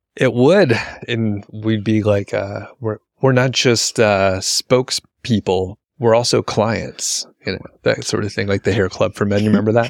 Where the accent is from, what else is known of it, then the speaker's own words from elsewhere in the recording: United States; we grew up in America.